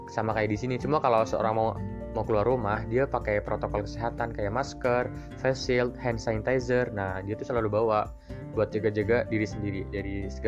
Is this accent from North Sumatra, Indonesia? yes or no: no; Central Java, Indonesia; gue asli Jawa Tengah tapi gue ngambil pendidikan di Jakarta